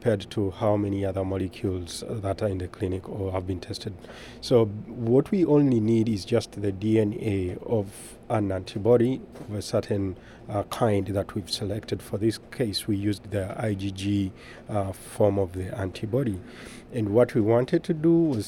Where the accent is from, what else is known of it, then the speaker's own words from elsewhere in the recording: Uganda; moved away; I am originally from Uganda in East of Africa and Sub-Saharan Africa